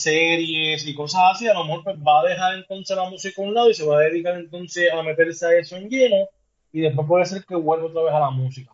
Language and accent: Spanish; Puerto Rico; el puertorriqueño, que es donde, de donde yo soy, de aquí de Puerto Rico